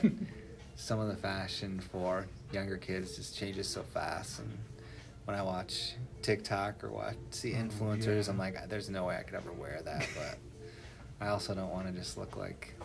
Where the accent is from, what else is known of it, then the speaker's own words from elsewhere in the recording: Ottawa, Illinois, United States; moved away as an adult; now in Monticello, United States; I'm from Ottawa, Illinois, which is like 2 hours north of here.